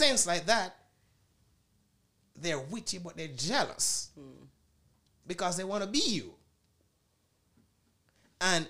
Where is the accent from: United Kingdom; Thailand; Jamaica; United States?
Jamaica; moved away; I'm from Jamaica